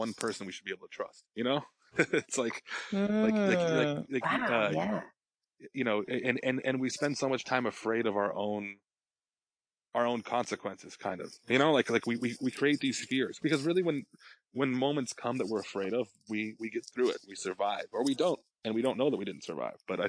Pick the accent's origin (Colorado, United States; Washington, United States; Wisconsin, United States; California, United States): Colorado, United States; moved away; I grew up in Colorado